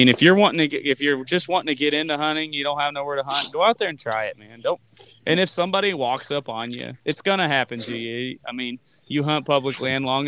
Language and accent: English; Lebanon, Missouri, United States; I'm from Lebanon too